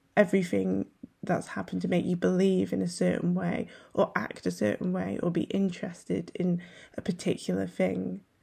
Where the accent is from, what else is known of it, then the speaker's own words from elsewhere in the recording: North Wales, United Kingdom; being half Welsh, half Ghanaian and growing up in North Wales